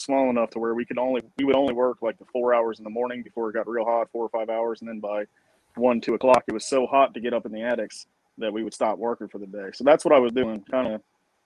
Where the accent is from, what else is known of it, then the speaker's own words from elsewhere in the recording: Eastern Shore, Maryland, United States; moved away as an adult; now in Brunswick, Georgia, United States; I grew up on the Eastern Shore in Maryland, where it's, you think Maryland, you think Baltimore and DC and all that, but the Eastern Shore is very rural still to this day.